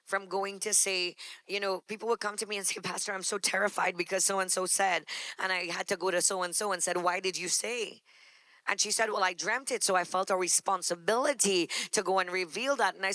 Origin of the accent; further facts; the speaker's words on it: New York, United States; Okay, I'm from New York. That's why the subway thing.